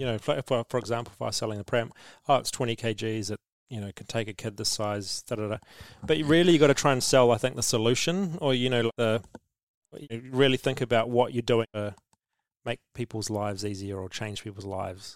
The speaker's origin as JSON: {"language": "English", "country": "New Zealand"}